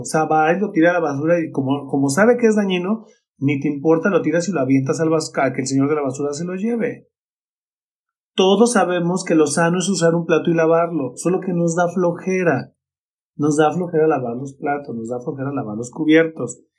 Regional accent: Mexico; mi ciudad natal, en Coca

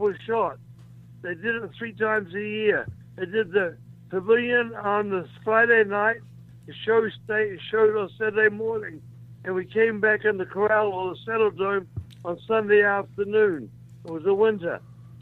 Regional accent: New Zealand

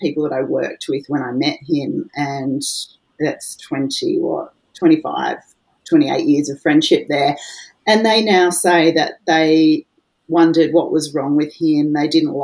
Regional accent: Melbourne, Victoria, Australia; now in Brisbane, Australia; I was born in Melbourne, which is a big city in Australia, in southern Australia, and I'm now living in Brisbane

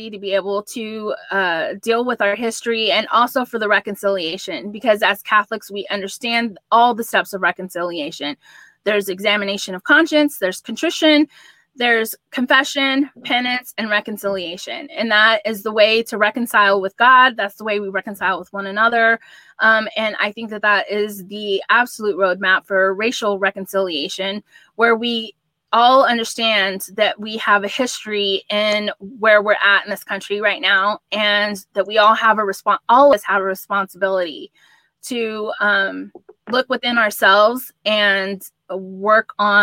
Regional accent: Texas, United States; I'm a Texan, so obviously I love Texas more.

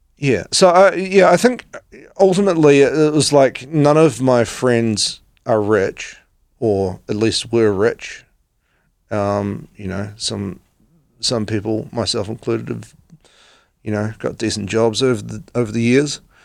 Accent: West Coast, New Zealand; moved away as an adult; now in Christchurch, New Zealand; I grew up on the West Coast

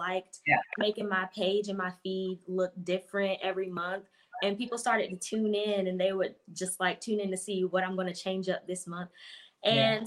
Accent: Winston-Salem, North Carolina, United States; I'm from North Carolina, Winston-Salem, North Carolina.

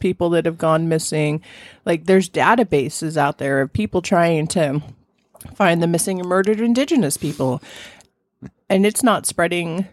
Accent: Southern California, United States; I grew up in Southern California

